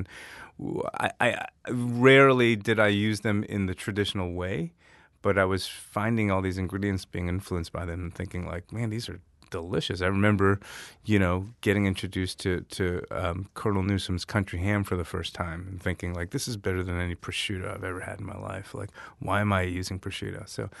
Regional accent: Louisville, Kentucky, United States; also born or lived in Korea / Brooklyn; from Louisville, Kentucky, and I'm a chef and a writer.

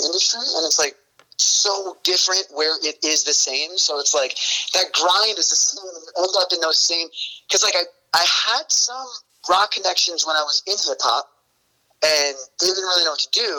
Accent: Northern New Jersey, United States; I'm from Northern New Jersey

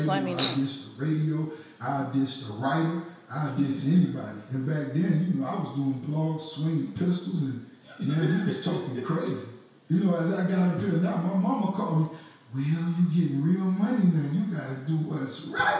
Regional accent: the South, United States; I'm from the South, raised in the South

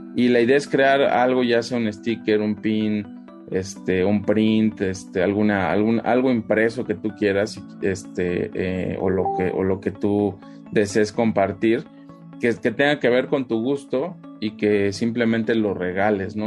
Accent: Mexico; como mexicanos

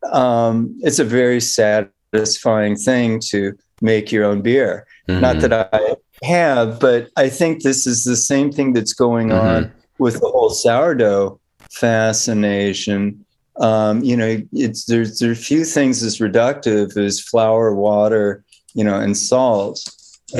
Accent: Bay Area, California, United States; I grew up in the Bay Area

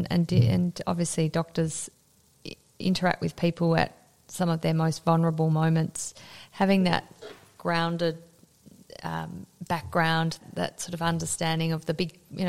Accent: Australia

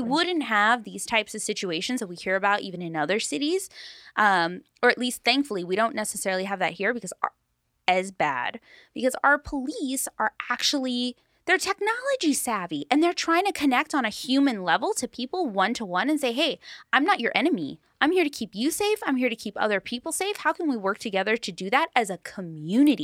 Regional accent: Long Beach, California, United States; I grew up in Paramount, North Long Beach

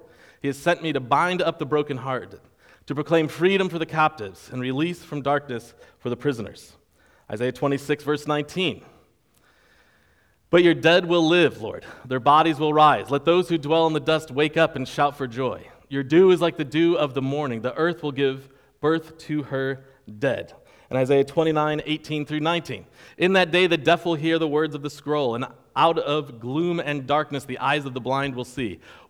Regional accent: Rochester, New York, United States; I am from Rochester, New York. I can claim many places from where I'm from. But when I was a teenager, I lived in the Rochester area and in Rochester.

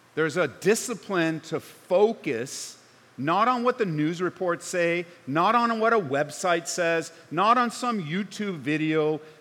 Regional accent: Southern California, United States; now in Colorado, United States; I grew up in Southern Cal

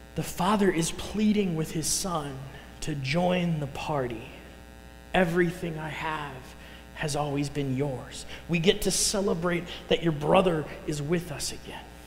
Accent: Chicago, Illinois, United States; accent: Chicago; moved away as an adult; now in Council Bluffs, United States; I'm originally from the Chicago area

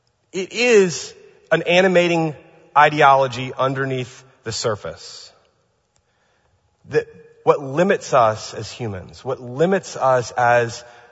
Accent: California, United States; By the way, I'm from California, now that I live here, I know what it means to have a geological fault.

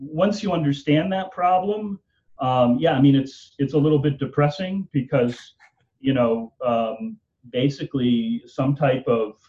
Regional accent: United States; as an American citizen

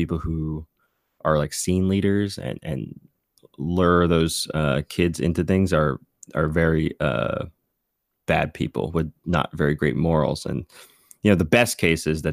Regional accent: Bay Area, California, United States; I grew up in the Bay Area punk scene

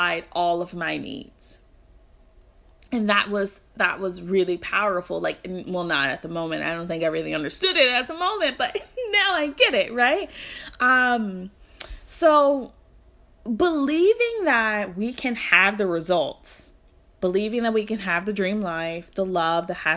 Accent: Louisville, Kentucky, United States; Louisville, Kentucky, which is my hometown.

